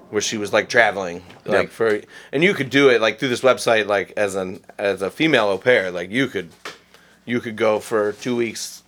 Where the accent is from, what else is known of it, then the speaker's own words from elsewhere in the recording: Oberlin, Ohio, United States; also born or lived in Akron, Ohio / France / Chicago; now in Cleveland, United States; I was born in Oberlin, Ohio, out in Lorain County, originally.